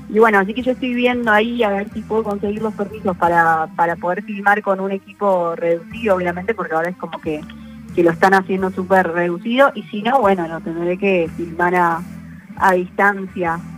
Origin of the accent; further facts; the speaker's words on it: Argentina; eso como, como Argentina es un orgullo y bueno, también acá estamos para, para representar.